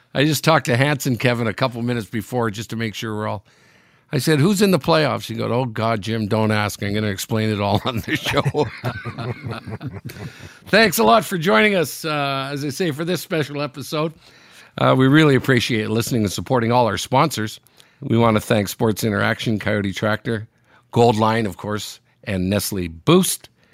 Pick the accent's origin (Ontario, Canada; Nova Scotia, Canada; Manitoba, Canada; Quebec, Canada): Ontario, Canada; Sudbury; moved away; I'm in my hometown, Sudbury, in Northern Ontario